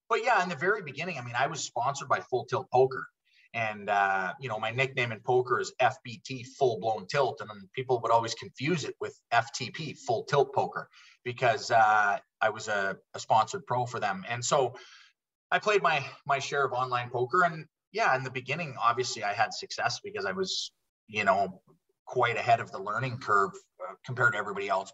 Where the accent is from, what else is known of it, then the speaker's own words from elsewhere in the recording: Calgary, Alberta, Canada; also born or lived in Switzerland; they they came into Canada, into Calgary actually with me. I was uh, two years old at the time